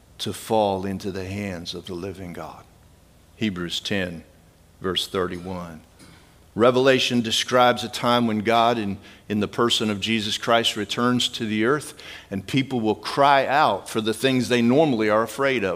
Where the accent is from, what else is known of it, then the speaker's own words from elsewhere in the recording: Midwest, United States; I grew up in the Midwest